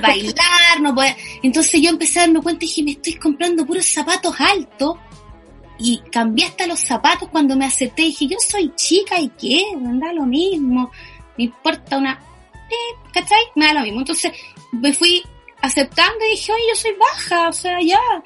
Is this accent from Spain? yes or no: no; Chile